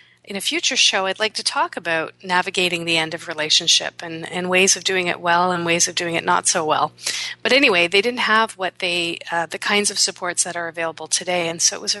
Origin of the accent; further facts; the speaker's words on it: Canada; my parents were born in India, and then they came to Canada, and I was born here